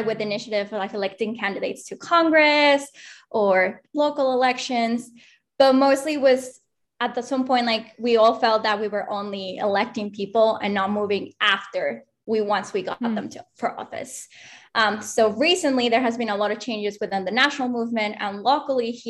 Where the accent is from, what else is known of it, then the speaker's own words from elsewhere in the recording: Mexico City, Mexico; now in Austin, United States; I'm originally from Mexico City